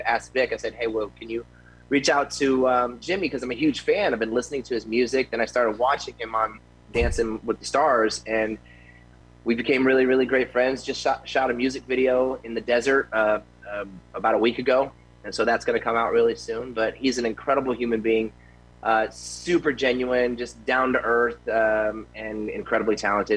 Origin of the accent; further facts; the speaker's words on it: Tampa, Florida, United States; now in Las Vegas, United States; I grew up in Tampa when I was eight years old